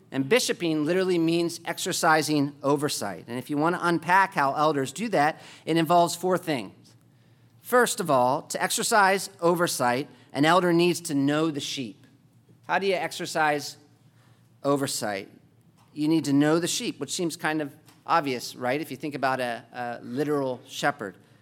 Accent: United States; as, uh, Americans

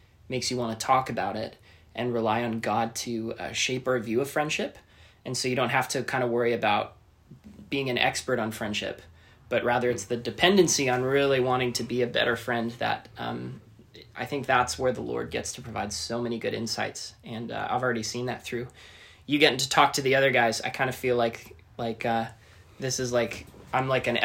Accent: Canada; moved away as an adult; now in Orange County, United States; I am from Canada

